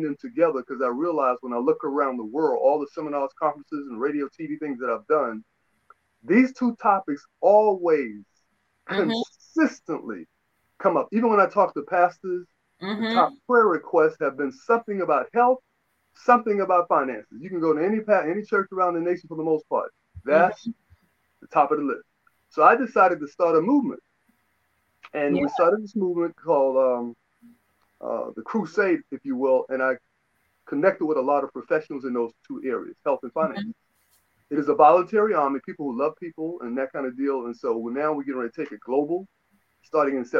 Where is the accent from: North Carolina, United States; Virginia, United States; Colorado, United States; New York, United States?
New York, United States; New York City; now in Atlanta, United States; I am originally from New York City, Queens, New York. Mm-hmm. I live in Atlanta, Georgia. I've been here about 29 years.